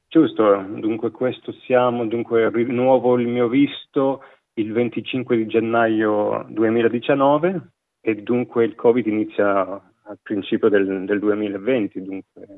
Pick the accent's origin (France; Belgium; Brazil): Belgium; province of Liège, Wallonia; moved away as an adult; now in Australia; sono nato in provincia di Liegi, da un padre veneto e una madre calabrese, cresciuto e vissuto quasi tutta la mia vita in Belgio